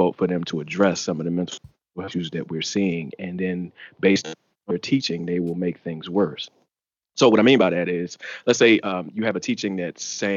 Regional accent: D.C., Maryland, United States; accent: DMV; I'm from Maryland, right outside Washington, D.C.

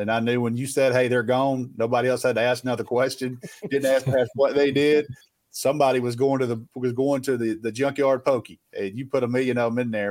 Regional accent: the South, United States; I grew up in the South, man. I got some country in me

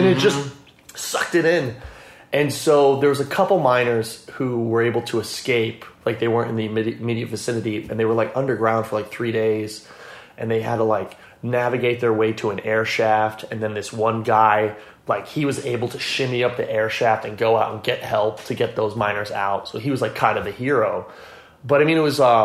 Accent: Scranton, Pennsylvania, United States; now in Los Angeles, United States; I grew up in Scranton, Pennsylvania

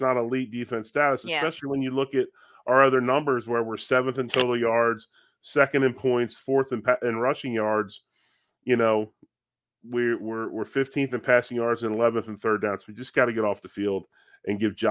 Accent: Philadelphia, Pennsylvania, United States; growing up in Philadelphia, being an Eagles fan as well

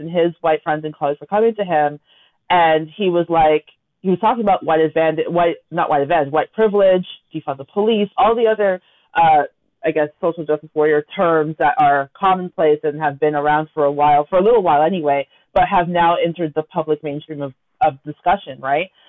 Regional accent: Toronto, Ontario, Canada; we grew up in Scarborough together.

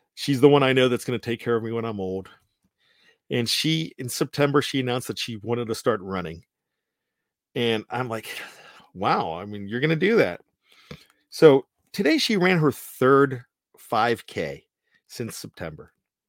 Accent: Hagerstown, Maryland, United States; And I'm from Hagerstown, Maryland.

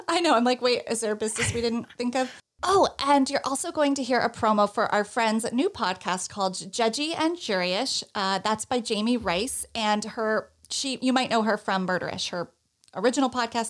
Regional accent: Northeast, United States; I'm from the Northeast

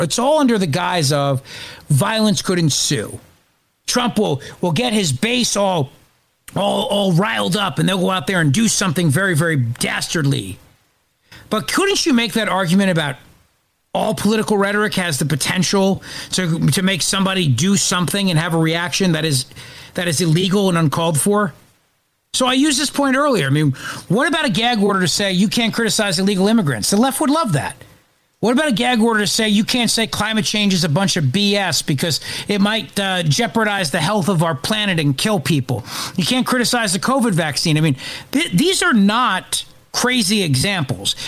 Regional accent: New Jersey, United States; I broadcast out of Philadelphia. I live in New Jersey, and I grew up in New Jersey

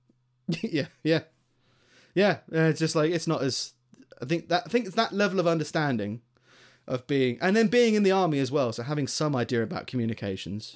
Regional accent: Greater London, United Kingdom; moved away as an adult; now in Stoke-on-Trent, United Kingdom; I grew up in, um, in, like, Greater London

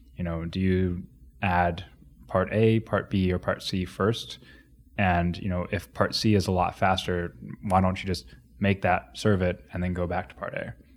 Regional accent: Grove City, Ohio, United States; moved away; also born or lived in Xenia, Ohio / Cincinnati / Columbus / New Zealand; so that's where I grew up

